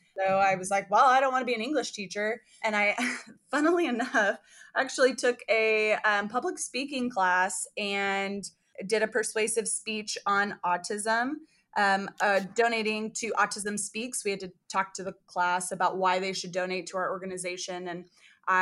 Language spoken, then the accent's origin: English; California, United States; now in Indiana, United States; I am from California and I'm currently in Indiana